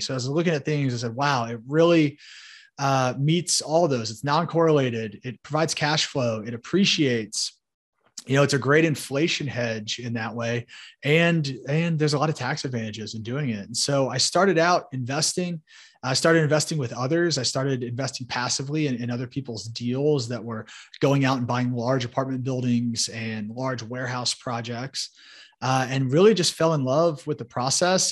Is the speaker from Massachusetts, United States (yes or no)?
no; Indianapolis, Indiana, United States; So I grew up in Indianapolis, Indiana uh, you know, right here in the Hoosier State